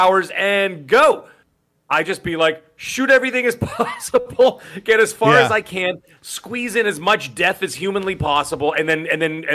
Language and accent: English; Toronto, Ontario, Canada; I am from Canada. I'm from Toronto